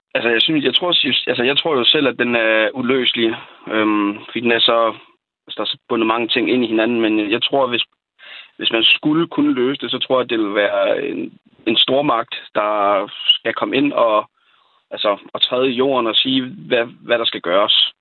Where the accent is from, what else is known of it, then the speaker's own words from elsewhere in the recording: Falster, Zealand, Denmark; Jeg er selv fra Falster